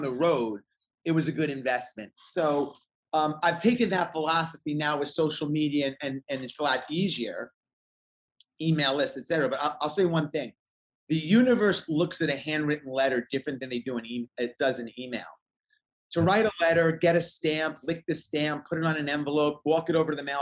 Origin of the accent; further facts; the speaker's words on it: New York and Long Island, United States; moved away as an adult; now in Atlanta, United States; I grew up in New York and Long Island in the 80s